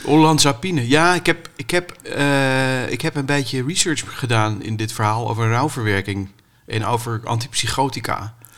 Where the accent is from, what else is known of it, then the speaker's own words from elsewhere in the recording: Amstelveen, North Holland, Netherlands; ik kom uit Amstelveen